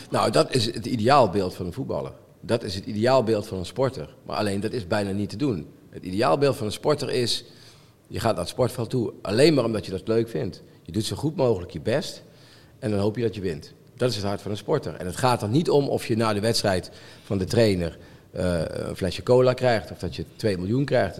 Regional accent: Limburg, Netherlands; moved away; ik ben opgegroeid in Limburg vroeger

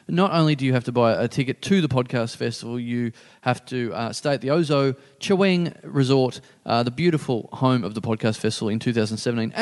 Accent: Maryborough, Victoria, Australia; moved away; my hometown

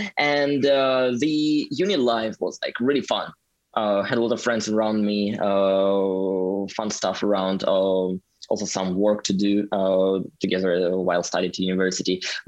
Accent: Omsk, Omsk Oblast, Russia; English is a second language; moved away as an adult; now in St. Petersburg, Russia; I went to uni like 10 years ago, exactly 10 years ago in my hometown, Omsk.

